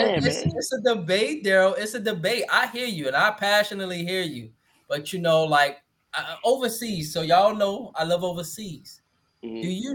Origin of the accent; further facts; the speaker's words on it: Chicago, Illinois, United States; I'm from Chicago.